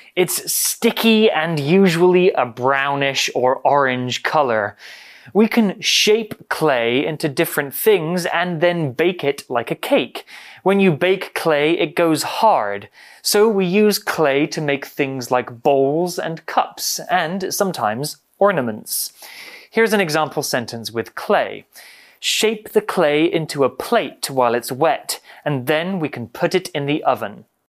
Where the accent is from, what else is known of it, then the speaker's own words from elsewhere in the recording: United Kingdom; I'm from the UK.